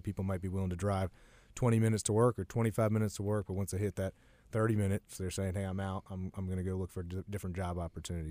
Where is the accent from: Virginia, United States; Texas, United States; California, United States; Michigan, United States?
Virginia, United States; Warrenton; moved away; I'm originally from Warrenton, Virginia, which is a, a small town that today is probably, uh, considered a, a suburb of D C, but when I was growing up, it was a little bit more rural.